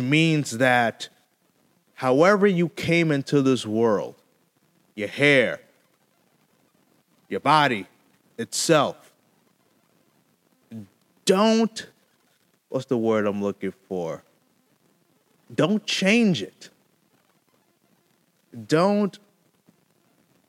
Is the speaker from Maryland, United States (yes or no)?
no; Connecticut, United States; in my home state in Connecticut